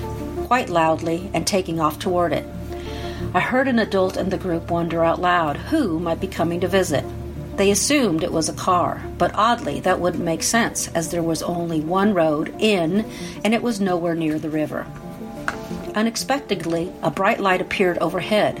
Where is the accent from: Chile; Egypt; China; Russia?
Chile; Valdivia, Los Ríos; moved away; also born or lived in United States; I was born in Chile in 1961.